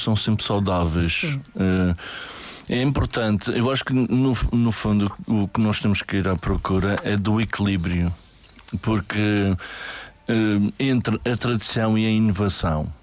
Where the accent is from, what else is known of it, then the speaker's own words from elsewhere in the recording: Madeira, Portugal; nós somos madeirenses de gema, com muito orgulho